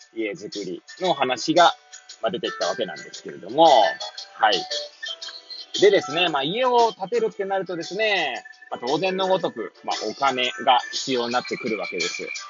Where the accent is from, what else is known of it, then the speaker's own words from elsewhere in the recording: Hachioji, Tokyo, Japan; moved away as an adult; now in Kamaishi, Japan; 八王子生まれ、八王子育ち。震災の前の年から釜石で働く